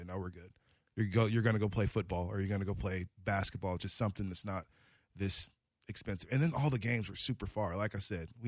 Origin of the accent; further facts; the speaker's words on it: Portland, Oregon, United States; being from North Portland, you know, Lloyd Center was kind of our practice spot.